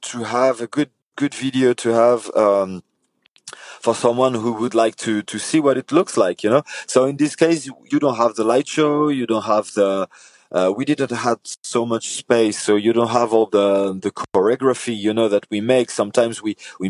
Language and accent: English; Paris, Île-de-France, France; now in south of France, France; I was born in Paris. Nowadays, I live in the south of France